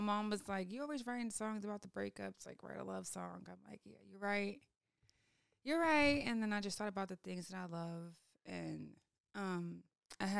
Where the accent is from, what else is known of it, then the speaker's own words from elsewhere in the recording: Oakland, California, United States; I grew up, I'm from Oakland, California